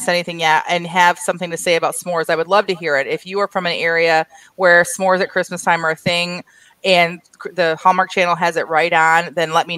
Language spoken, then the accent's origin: English; Michigan, United States; we're from Michigan